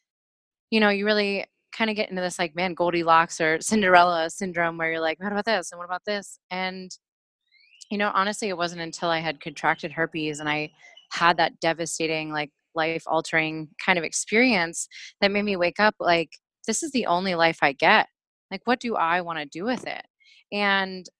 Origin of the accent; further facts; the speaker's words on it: Pittsburgh, Pennsylvania, United States; moved away as an adult; now in Portland, United States; I'm originally from Pittsburgh, Pennsylvania